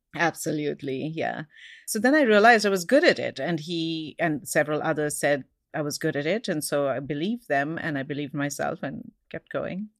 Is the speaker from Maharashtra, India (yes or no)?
yes; Mumbai, Maharashtra, India; moved away as an adult; now in Seattle, United States; I had a colonized education growing up in India, and that's why I speak English